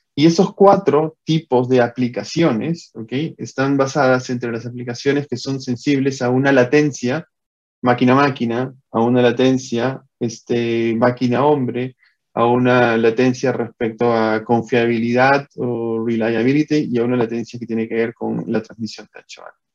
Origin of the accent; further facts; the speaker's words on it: Peru; moved away as an adult; also born or lived in Costa Rica; yo soy natural de Perú